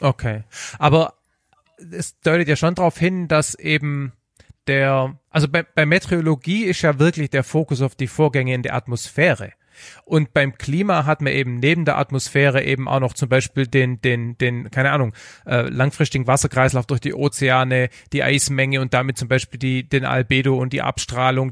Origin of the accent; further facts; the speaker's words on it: Heidenheim, Baden-Württemberg, Germany; accent: Swabian; now in Stuttgart, Germany; ich komme von Heidenheim, äh, von der Alp und wohne jetzt in, äh, leider in Stuttgart